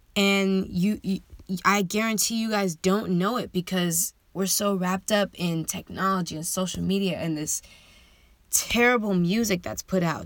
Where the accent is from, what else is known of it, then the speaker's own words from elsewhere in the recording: San Diego, California, United States; I was born and raised in San Diego, California.